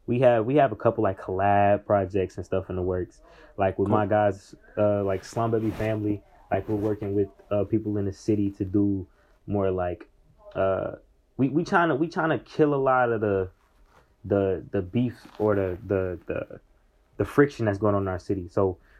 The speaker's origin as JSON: {"language": "English", "town": "Indianapolis", "region": "Indiana", "country": "United States", "said": "I'm a kid from Indianapolis"}